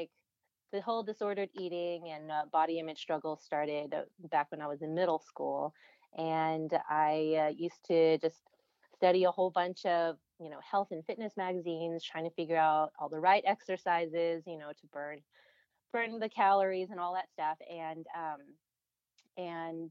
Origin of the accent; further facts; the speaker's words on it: Houston, Texas, United States; moved away as an adult; also born or lived in Austin, Texas / Orange County, California; I am Taiwanese American. I was born and grew up in Houston, Texas